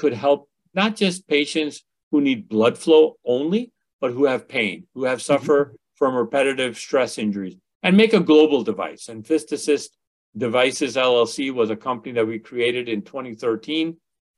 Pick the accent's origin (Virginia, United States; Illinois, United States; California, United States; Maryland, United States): Illinois, United States; Westchester; also born or lived in India; We grew up in the western suburbs of Chicago.